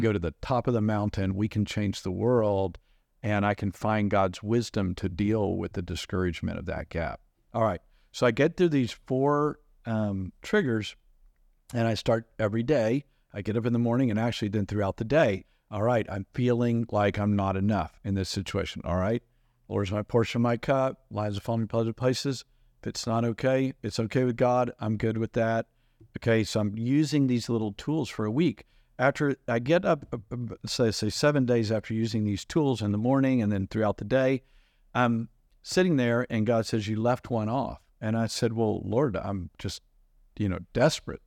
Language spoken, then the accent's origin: English; United States; As an American